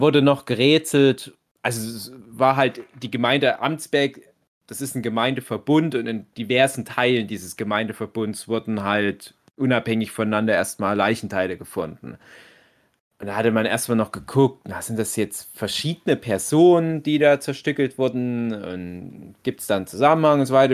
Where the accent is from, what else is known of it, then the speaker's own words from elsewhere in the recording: Griesbach, Germany; in meinem Heimatdorf, dem winzig kleinen Ort Griesbach